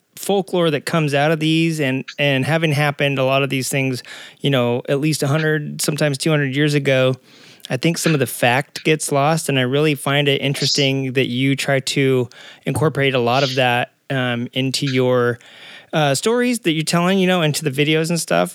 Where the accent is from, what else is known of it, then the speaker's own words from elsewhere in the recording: Arkansas, United States; also born or lived in Southern California; now in California, United States; I'm originally from Arkansas